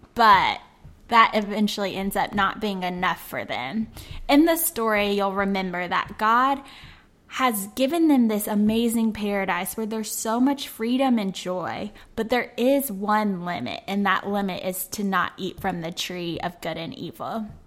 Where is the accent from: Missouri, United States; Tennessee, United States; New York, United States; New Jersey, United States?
Tennessee, United States; Memphis; my hometown of Memphis